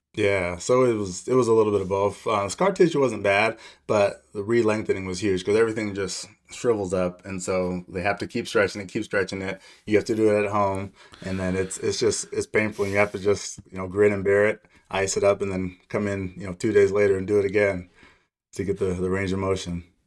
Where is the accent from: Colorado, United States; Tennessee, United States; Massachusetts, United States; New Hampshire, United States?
Colorado, United States; Aurora; also born or lived in Laramie, Wyoming / Denver, Colorado; So I grew up in Aurora, Colorado, so not too far from here. I was born in Laramie, Wyoming, but we moved to Denver in the second grade, so this is home for me.